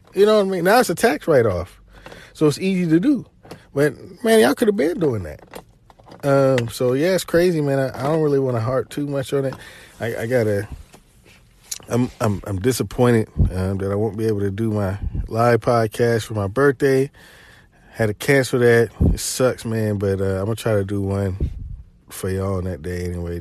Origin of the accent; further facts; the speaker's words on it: Chattanooga, Tennessee, United States; I'm from Chattanooga